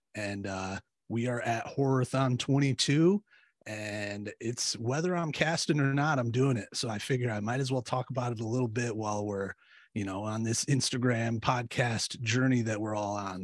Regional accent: Michigan, United States; i'm from michigan we, i lived like an hour from detroit

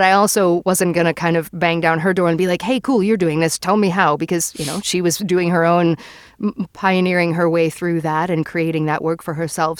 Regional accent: New York, United States; moved away; I'm originally from New York

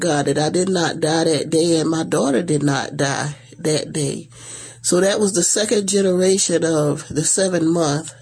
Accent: Estill, South Carolina, United States; moved away as an adult; now in Savannah, United States; I was raised in Estill, South Carolina, so, which is only like an hour, not even quite an hour from here, from Savannah

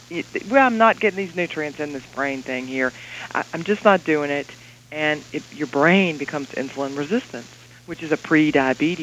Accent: the South, United States; this Southern girl

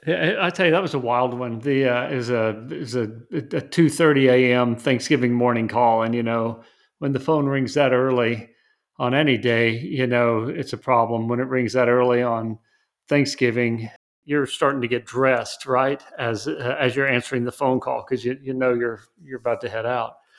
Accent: West Texas, United States; I'm from West Texas

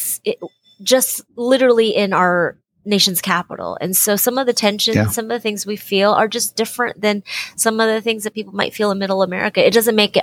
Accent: Seattle, Washington, United States; I was born and raised in Seattle, Washington

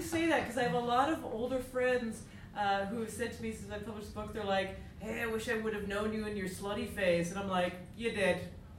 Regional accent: Canada; I'm from Canada.

